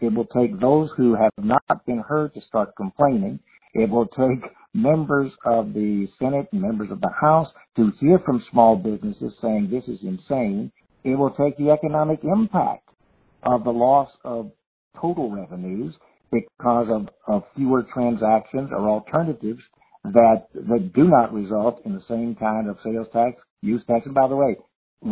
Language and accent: English; Louisiana, United States; my home state